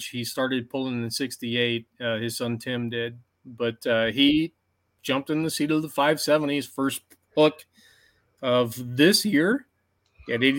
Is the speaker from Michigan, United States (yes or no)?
yes; Armada, Michigan, United States; my hometown fair at Armada